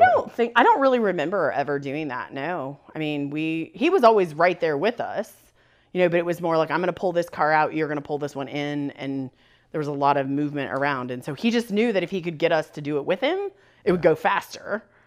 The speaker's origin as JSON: {"language": "English", "region": "Northwest Ohio", "country": "United States", "tie": "born or raised there", "also_born_or_lived": "Bluffton, Ohio", "said": "the part of Ohio that I grew up in has a very deep German heritage. Lots of German Catholic families settled in this corner of Northwest Ohio."}